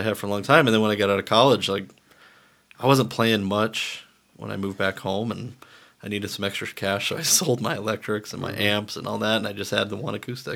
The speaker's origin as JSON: {"language": "English", "town": "Charleston", "region": "South Carolina", "country": "United States", "tie": "born or raised there", "said": "I grew up mainly in South Carolina"}